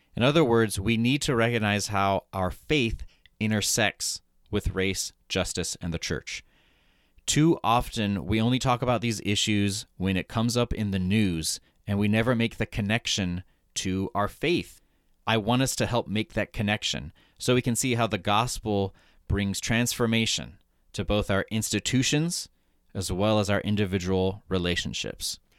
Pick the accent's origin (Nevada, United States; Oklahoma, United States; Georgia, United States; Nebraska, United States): Oklahoma, United States; Broken Arrow; moved away as an adult; also born or lived in New York City; I grew up in Broken Arrow, Oklahoma, which is a suburb of Tulsa